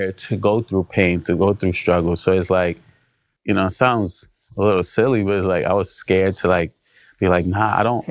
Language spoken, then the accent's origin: English; New York City, New York, United States; also born or lived in New Jersey; I grew up in Brooklyn and also lived in Jersey when my parents separated.